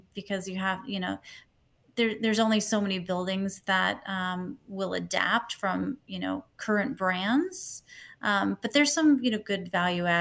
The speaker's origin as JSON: {"language": "English", "area": "Long Island", "region": "New York", "country": "United States", "tie": "born or raised there", "moved": "as an adult", "lives_now": "US West Coast", "said": "I grew up in New York, in Long Island"}